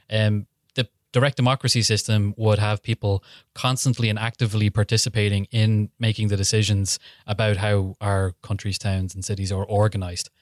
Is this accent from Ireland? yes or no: yes; Killybegs, Ulster, Ireland; my hometown, Killybegs